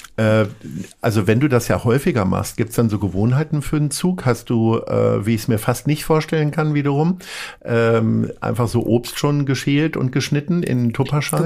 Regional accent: Hanover, Lower Saxony, Germany; now in Hamburg, Germany; ich komme aus Hannover

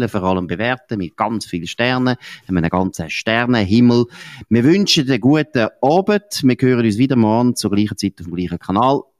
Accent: Switzerland; als Schweizer hast du so viele Möglichkeiten, wie du kannst für deine Ziel, politische Ziele schaffen.

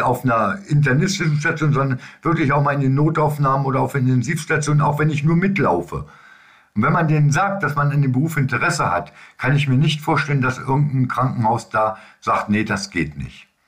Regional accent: Lower Saxony, Germany; bei uns in Niedersachsen

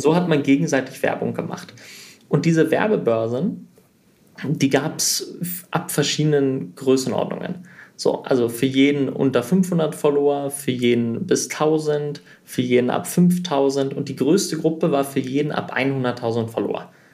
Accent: Sweden; moved away; also born or lived in Germany; ich bin in Schweden aufgewachsen, also ich bin in Deutschland geboren, nach Schweden gezogen, habe da 14 Jahre gelebt

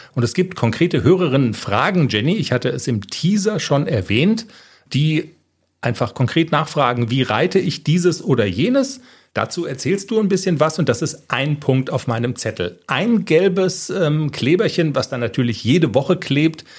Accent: Darmstadt, Hesse, Germany; ich bin in Darmstadt aufgewachsen

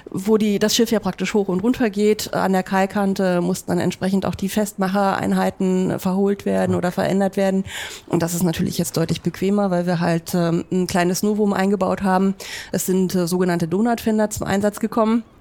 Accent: Berlin, Germany; now in Hamburg, Germany; Also ich bin gebürtige Berlinerin, mhm. hört man vielleicht nicht mehr ganz so raus, mhm. ich hoffe es zumindest. Ähm, und bin dort halt eben geboren, aufgewachsen, habe dort auch mein Studium gemacht

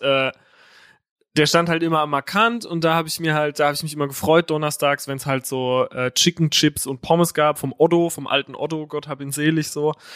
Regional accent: Herxheim, Rhineland-Palatinate, Germany; now in Berlin, Germany; Aus Herxheim

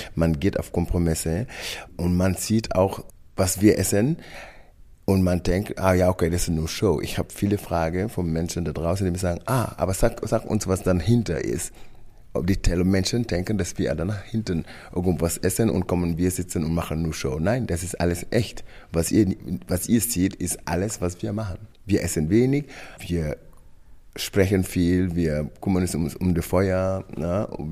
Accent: Senegal; German is a second language; moved away as an adult; now in Germany; meine Kindheit, von meiner Heimat Senegal

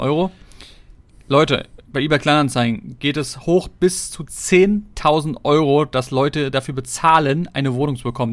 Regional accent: Berlin, Germany; Wenn du schon so lange hier wohnst und aufgewachsen bist

